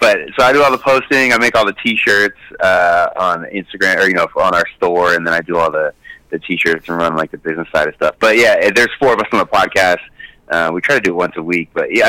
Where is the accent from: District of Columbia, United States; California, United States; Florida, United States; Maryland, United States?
California, United States; San Francisco; now in San Diego, United States; I grew up in San Francisco, yeah, and I moved.